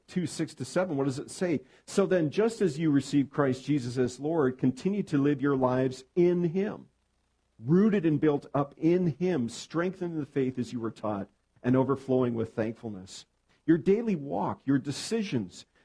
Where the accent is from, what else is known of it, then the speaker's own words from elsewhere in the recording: Edmonton, Alberta, Canada; moved away as an adult; now in southern British Columbia, Canada; I'm from Edmonton, Alberta. I was born and raised there, spent the first 30 years of my life